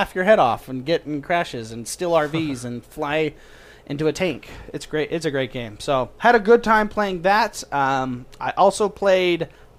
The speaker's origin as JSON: {"language": "English", "country": "United States", "said": "I'm American."}